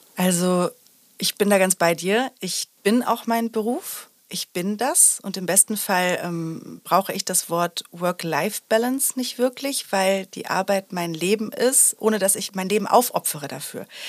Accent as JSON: {"language": "German", "area": "Sauerland", "region": "North Rhine-Westphalia", "country": "Germany", "tie": "born or raised there", "said": "ich bin im Sauerland groß geworden"}